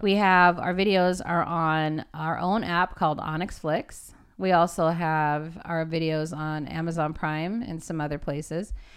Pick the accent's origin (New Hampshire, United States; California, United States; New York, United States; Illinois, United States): California, United States; Los Angeles; I am from Los Angeles, California